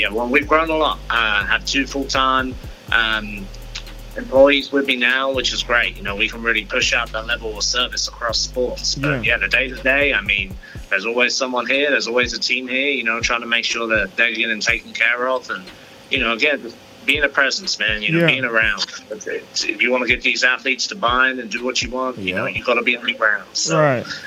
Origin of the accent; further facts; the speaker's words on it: London, United Kingdom; now in Texas, United States; growing up in London, was a big soccer guy